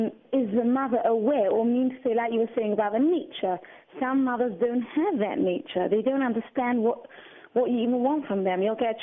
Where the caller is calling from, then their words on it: England, United Kingdom; I'm calling from England, actually.